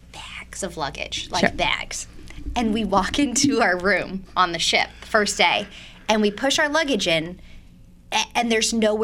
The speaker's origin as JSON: {"language": "English", "region": "California", "country": "United States", "moved": "yes", "said": "I'm from the West Coast"}